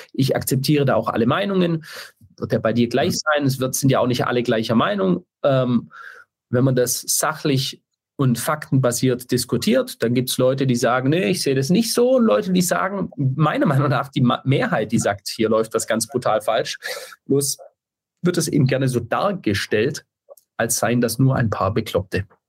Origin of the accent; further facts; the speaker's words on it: Stuttgart, Baden-Württemberg, Germany; ich komme ja aus Stuttgart